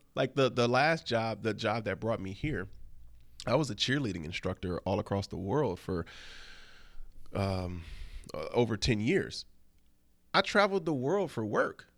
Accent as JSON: {"language": "English", "town": "Flint", "region": "Michigan", "country": "United States", "moved": "yes", "lives_now": "New York, United States", "said": "I'm a old-fashioned Midwestern gentleman. I'm from Flint, Michigan"}